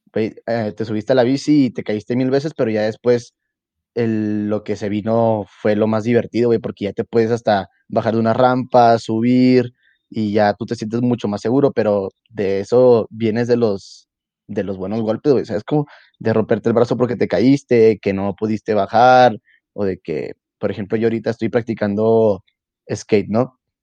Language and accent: Spanish; Mexico; ser yo el primer mexicano